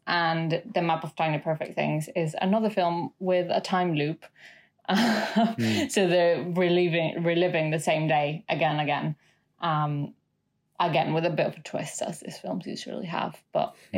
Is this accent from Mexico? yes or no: yes; Mexico City, Mexico; now in United Kingdom; I'm from Mexico City.